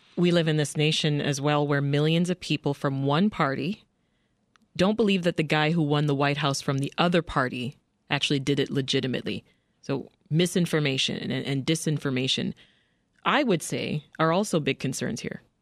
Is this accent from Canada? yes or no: yes; Canada; now in United States; I'm Canadian, and uh, I remember just being saturated by U.S. programming while living in Canada